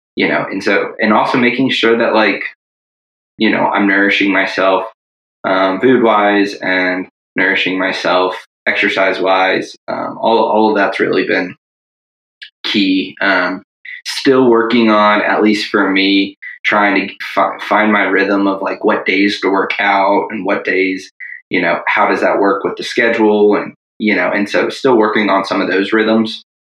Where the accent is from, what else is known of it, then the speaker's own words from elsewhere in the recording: Tallahassee, Florida, United States; moved away as an adult; also born or lived in Durham, North Carolina; now in Virginia, United States; originally from Tallahassee, Florida.